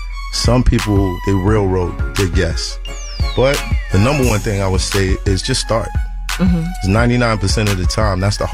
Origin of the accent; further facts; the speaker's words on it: New York City, New York, United States; I'm from Brooklyn.